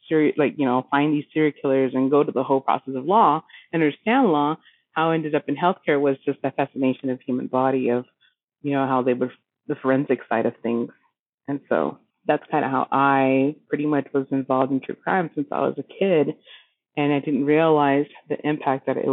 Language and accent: English; Roswell, New Mexico, United States; I grew up around Roswell, New Mexico.